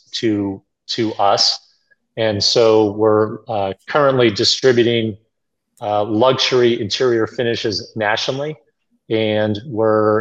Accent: Boston, Massachusetts, United States; I grew up in Boston.

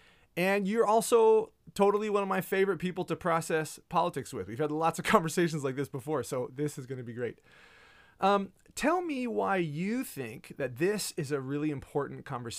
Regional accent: Kenya; I grew up in Kenya. You grew up in Kent.

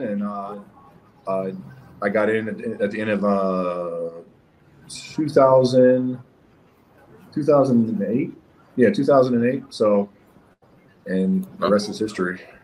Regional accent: Steubenville, Ohio, United States; moved away as an adult; also born or lived in Fayetteville, North Carolina / Germany; now in Prescott, United States; I'm originally from um, Steubenville, Ohio.

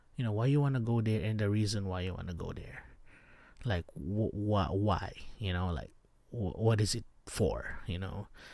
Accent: Baguio, Cordillera Administrative Region, Philippines; moved away; I'm from Baguio City in the Philippines

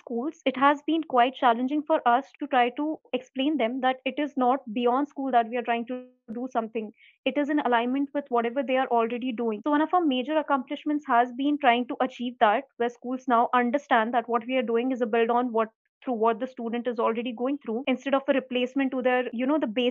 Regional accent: Jodhpur, Rajasthan, India; moved away; my hometown, which is Jodhpur

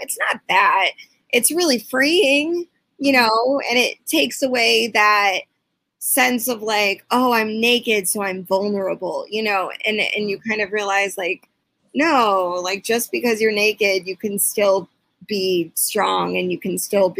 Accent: Chicago, Illinois, United States; I'm from the North Shore of Chicago

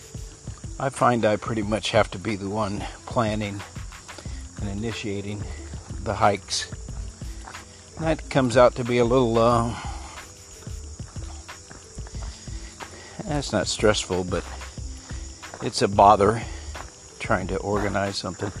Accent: Texas, United States; I am a Texan

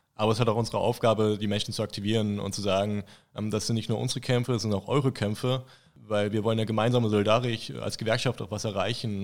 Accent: Thuringia, Germany; also born or lived in Potsdam, Brandenburg; now in Erfurt, Germany; Mittlerweile schon zwei Jahrzehnte jetzt in Thüringen, mittlerweile wohne ich in Erfurt.

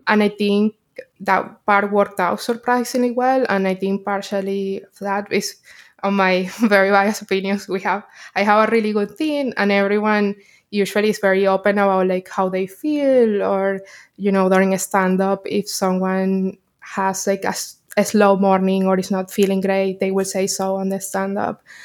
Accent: Caracas, Capital District, Venezuela; moved away as an adult; now in New York, United States; I'm from Caracas, Venezuela, and I moved to New York, uh, six years ago

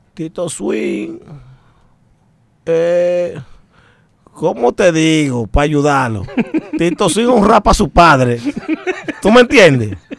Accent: Dominican Republic; Yo soy dominicano puro y sin corte del kilo

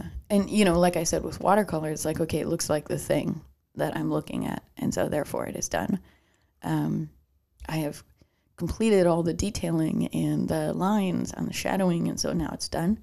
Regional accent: Chicago, Illinois, United States; accent: Chicago; I started noticing my Chicago accent

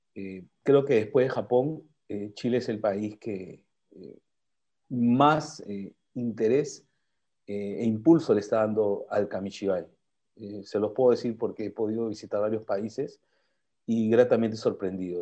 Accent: Peru; soy peruano, pero también tengo mis raíces japonesas

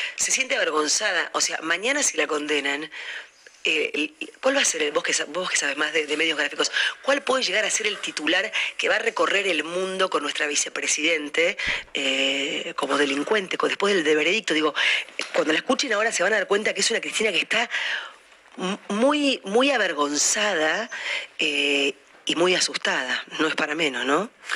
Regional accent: Argentina; no somos los argentinos un rebaño de pelotudos

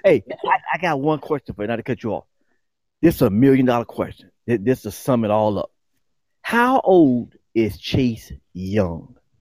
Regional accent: Newport News, Virginia, United States; growing up in Newport News, Virginia

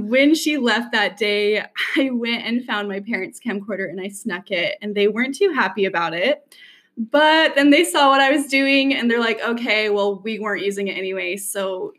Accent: Saratoga Springs, Utah, United States; also born or lived in Salt Lake City, Utah; I grew up in Saratoga Springs, Utah.

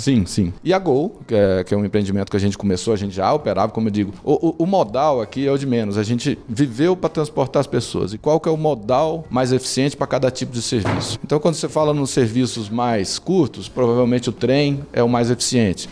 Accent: Brasília, Federal District, Brazil; Quando nós nos mudamos para Brasília, eu tinha 5 anos de idade. E aí eu fui criado em Brasília

